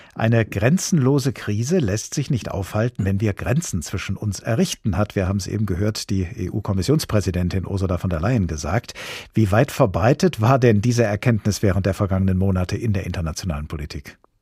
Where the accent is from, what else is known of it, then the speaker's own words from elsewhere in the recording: Germany; Hier bei uns in Deutschland